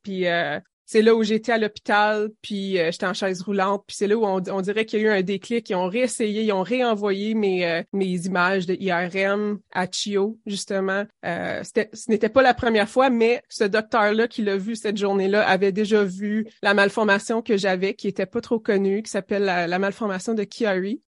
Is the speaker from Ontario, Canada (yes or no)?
yes; Timmins, Ontario, Canada; moved away; je suis originaire de Témine en Ontario du Nord